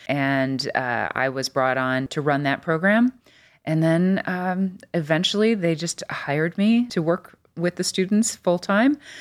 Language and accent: English; Des Plaines, Illinois, United States; now in Cleveland, United States; I grew up outside Chicago in a, kind of in a suburb called Des Plaines, Illinois